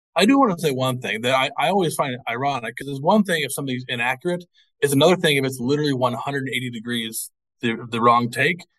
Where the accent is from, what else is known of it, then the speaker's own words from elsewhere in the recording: Missouri, United States; now in Georgia, United States; I'm not from here originally. I'm from I'm from Missouri